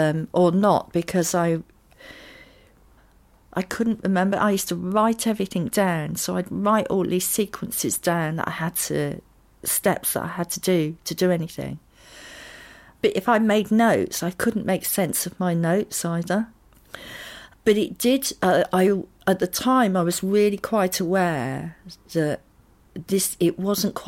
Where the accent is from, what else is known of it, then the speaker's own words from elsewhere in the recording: Totton, South East England, United Kingdom; I grew up in Totten, near the New Forest